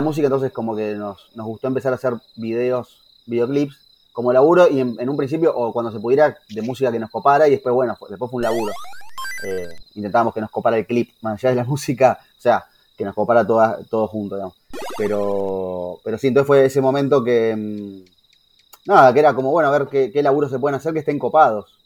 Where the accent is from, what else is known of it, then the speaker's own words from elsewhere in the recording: Haedo, Buenos Aires Province, Argentina; como somos de Aedo, conocemos a los pibes de …